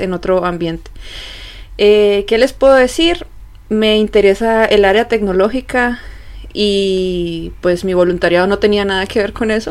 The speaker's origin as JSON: {"language": "Spanish", "country": "Colombia", "moved": "as an adult", "lives_now": "Germany", "said": "soy de Colombia"}